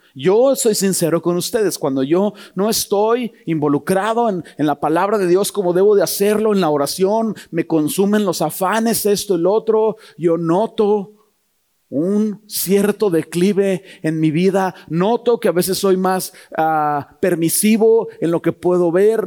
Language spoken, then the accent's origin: Spanish; Toluca, State of Mexico, Mexico; yo soy de Toluca